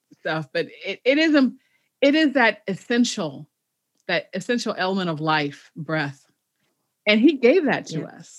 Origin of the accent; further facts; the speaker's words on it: Chicago, Illinois, United States; moved away; I'm a city girl, but I have come to, because I'm from Chicago originally